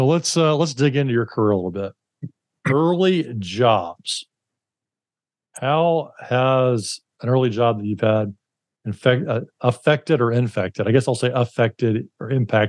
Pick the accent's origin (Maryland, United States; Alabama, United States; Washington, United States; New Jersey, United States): Alabama, United States; accent: Alabama; I was born, you know, back in the late 70s back in Alabama